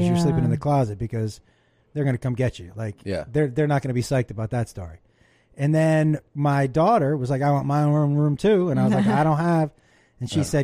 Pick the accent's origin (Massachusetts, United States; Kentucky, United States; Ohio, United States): Massachusetts, United States; Amherst; I grew up in Amherst, Mass.